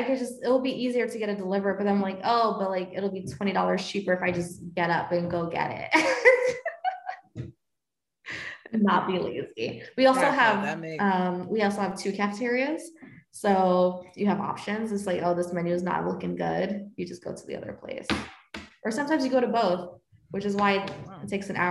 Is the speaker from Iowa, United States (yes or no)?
no; New York, United States; moved away; I volunteered to do the New York trips because I'm from New York, and so I would take it as an opportunity to like visit my family